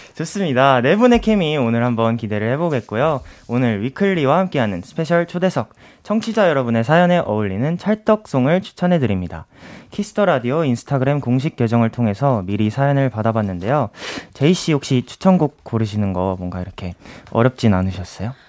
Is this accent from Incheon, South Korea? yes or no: no; Seoul, South Korea; 저도 서울 사람인데